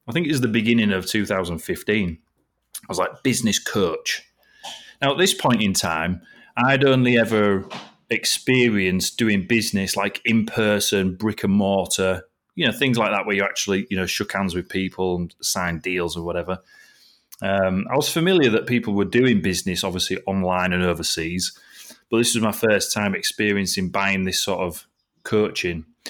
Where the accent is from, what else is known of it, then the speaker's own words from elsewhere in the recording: Driffield, Yorkshire and the Humber, United Kingdom; also born or lived in Scarborough / Malton; So I was born in Scarborough and I grew up in a little town called Driffield over here in East Yorkshire